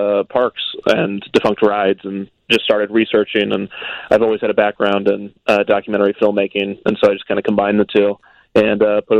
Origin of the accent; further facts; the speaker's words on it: Kansas City, United States; I grew up in Kansas City.